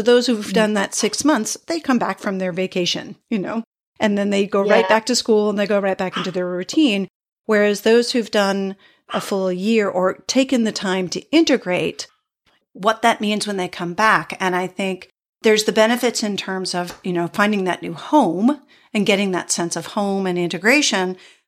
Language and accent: English; East Coast, United States; which is also not where I'm from. I grew up on the East Coast of the US. So it also feels like a foreign place.